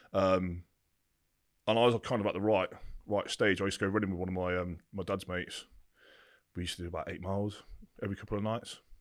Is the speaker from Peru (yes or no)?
no; Bampton, South East England, United Kingdom; also born or lived in Burford; I started in a place called Burford in the Cotswolds. That's where I was essentially brought up until I was nine years old.